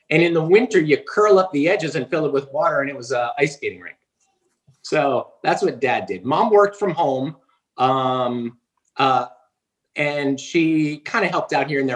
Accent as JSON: {"language": "English", "region": "New Jersey", "country": "United States", "said": "I am from New fucking Jersey."}